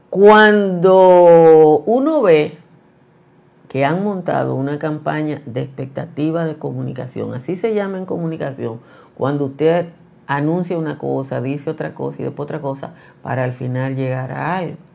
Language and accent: Spanish; Nizao, Peravia, Dominican Republic; y yo, que soy de Nizao, eh, tenemos amigos comunes.